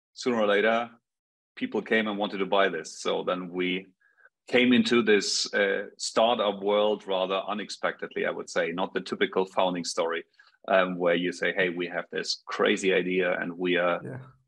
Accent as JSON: {"language": "English", "town": "Munich", "region": "Bavaria", "country": "Germany", "also_born_or_lived": "Stockholm, Sweden", "said": "I'm from Munich, Bavaria in Germany, so from Europe, other side of the pond"}